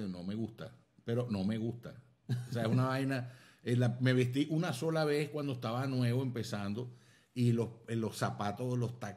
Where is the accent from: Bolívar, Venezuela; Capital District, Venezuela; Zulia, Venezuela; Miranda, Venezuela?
Zulia, Venezuela; Maracaibo; nosotros nos paramos el día de la Baja de la Virgen, nos paramos en la Basílica, voy yo. Y la gente va a decir, verga, había … el maracucho